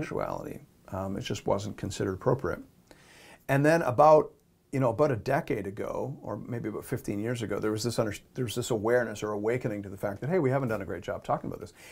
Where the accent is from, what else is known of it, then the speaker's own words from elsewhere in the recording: Canada; We're speaking from the Canadian culture